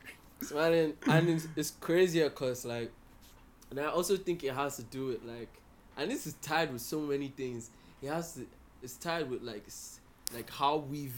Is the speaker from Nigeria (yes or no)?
yes; Nigeria